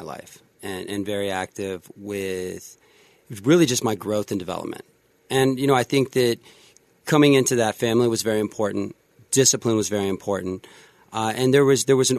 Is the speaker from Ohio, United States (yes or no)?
yes; Youngstown, Ohio, United States; born or raised there; moved away as an adult; now in Las Vegas, United States